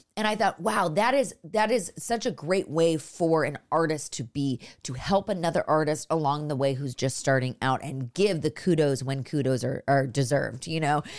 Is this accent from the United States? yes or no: yes; Los Altos, California, United States; I'm from up north, I'm from Los Altos, which is, like, near Stanford